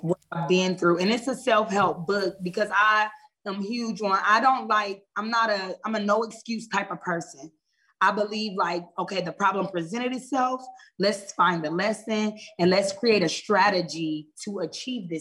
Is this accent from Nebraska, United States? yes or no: yes; Omaha, Nebraska, United States; moved away as an adult; now in Georgia, United States; I'm originally from Omaha, Nebraska. I've been in Georgia for 2 years